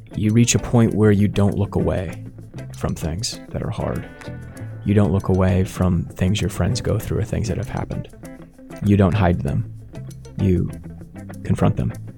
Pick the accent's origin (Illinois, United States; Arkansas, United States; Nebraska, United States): Nebraska, United States; Sarpy County; also born or lived in Dodge County, Nebraska / Omaha; I grew up in Sarpy County here in Nebraska